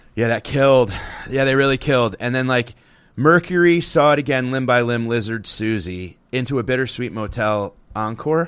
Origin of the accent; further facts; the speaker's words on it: Connecticut, United States; growing up in Connecticut, … was, like, a staple